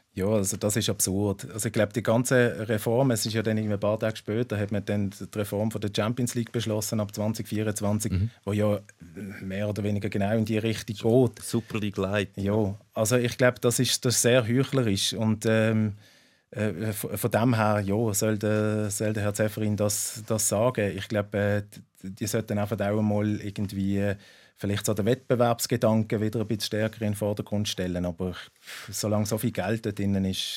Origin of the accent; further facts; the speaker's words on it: Basel, Basel-Stadt, Switzerland; als Schweizer